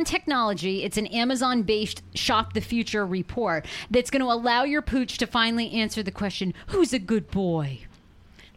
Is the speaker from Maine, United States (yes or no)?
yes; Maine, United States; I always grew up like growing up in Maine. You know, you grow up on the farm, so I grew up with animals outside.